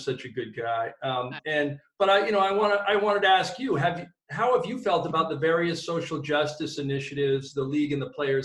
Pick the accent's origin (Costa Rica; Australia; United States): United States; Ewa Beach, Hawaii; You're growing up in Hawaii, I'm really familiar with sort of that culture. And, you know, in my little community of Eva Beach, I was a minority